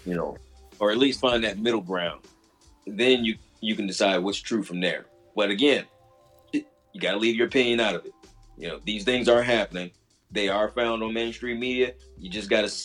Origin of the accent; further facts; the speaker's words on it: Midwest, United States; moved away; I grew up in the Midwest